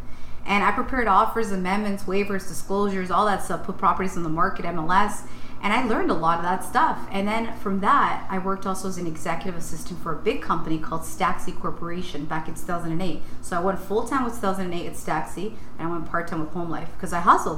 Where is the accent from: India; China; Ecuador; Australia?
Ecuador; I'm just a girl that was raised on Glen Park. I'm a girl from Ecuador. I know where I'm from.